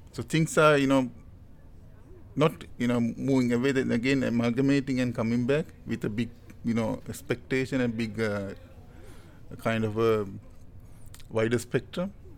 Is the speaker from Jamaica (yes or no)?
no; Sri Lanka; from Sri Lanka. So I'm currently working as a senior lecturer